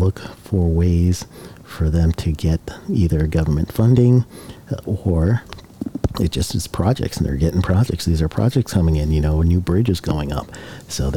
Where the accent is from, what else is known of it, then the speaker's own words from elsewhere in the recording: Guyana; now in United States; My home country is Guyana and the U.S. I'm dual citizen.